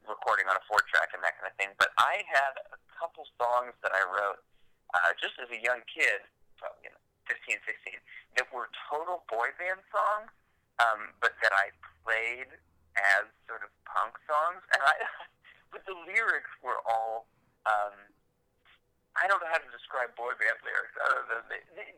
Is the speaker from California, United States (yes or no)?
no; Ohio, United States; also born or lived in Los Angeles; growing up in Ohio